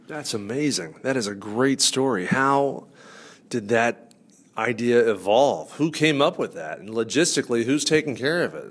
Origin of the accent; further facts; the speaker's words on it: northern US, United States; accent: northern; my northern accent